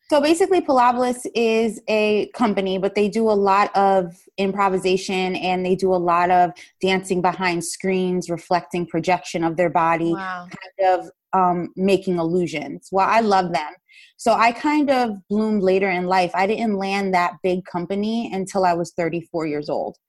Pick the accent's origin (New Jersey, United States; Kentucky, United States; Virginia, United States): New Jersey, United States; Paterson; I grew up in Paterson, New Jersey, which is in the United States